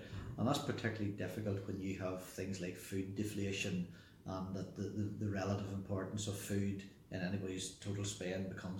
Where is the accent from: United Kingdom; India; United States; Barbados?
United Kingdom; South Armagh, Northern Ireland; Yeah, it was a good upbringing in a Presbyterian farming family in South Armagh. Third child of four children, of two brothers and one sister.